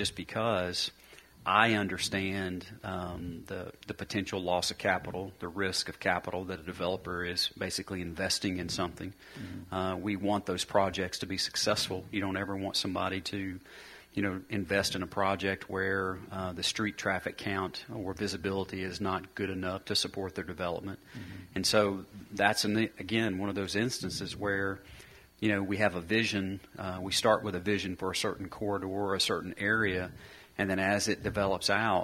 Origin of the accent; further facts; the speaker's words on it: Murfreesboro, Tennessee, United States; I grew up in Murfreesboro where I'm here